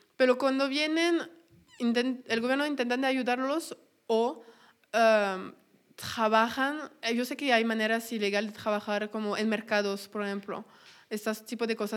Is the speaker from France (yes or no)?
yes; France; Spanish is a second language; moved away as an adult; now in Mexico; soy francesa, tengo 25 años y hace más de un año y medio, pues, no tenía un burnout, pero estaba harta de Francia, harta de mi vida en Francia y ya me encontré en México porque quería aprender español